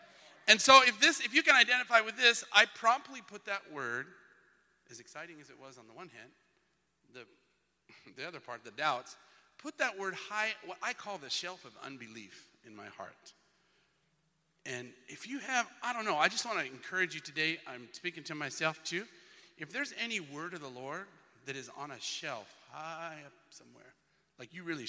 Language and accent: English; Twin Falls, Idaho, United States; I am from Twin Falls, Idaho.